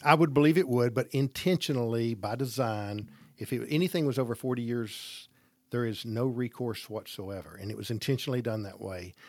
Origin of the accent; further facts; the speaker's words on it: Gadsden, Alabama, United States; I grew up in Gadsden, graduated Gadsden High School, started our business in Gadsden